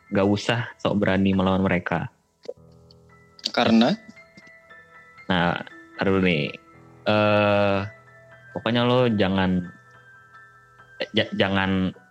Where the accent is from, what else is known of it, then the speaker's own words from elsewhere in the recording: Java, Indonesia; gue mah orang Jawa nggak percaya gituan